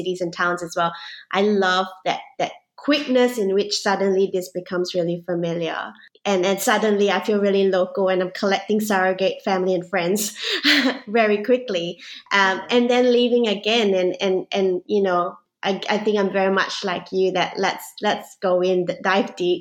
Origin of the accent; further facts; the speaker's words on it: Singapore; now in Melbourne, Australia; I grew up even in Singapore as a mixed race kid.